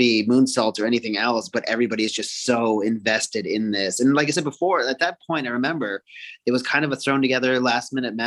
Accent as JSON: {"language": "English", "town": "Toronto", "region": "Ontario", "country": "Canada", "tie": "born or raised there", "said": "I was born in Toronto, Canada"}